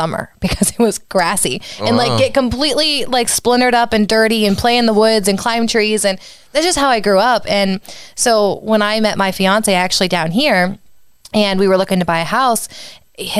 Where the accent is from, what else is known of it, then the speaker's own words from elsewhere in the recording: Tuscarawas County, Ohio, United States; growing up in Tuscarawas County